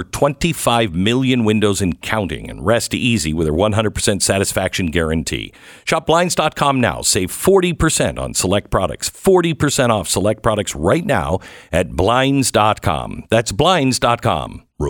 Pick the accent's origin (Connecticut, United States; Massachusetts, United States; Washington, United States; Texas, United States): Texas, United States; Now, I'm from Texas.